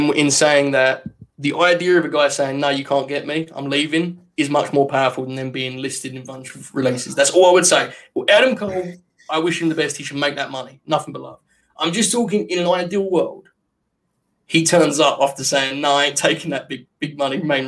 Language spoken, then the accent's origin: English; United Kingdom; I am a British person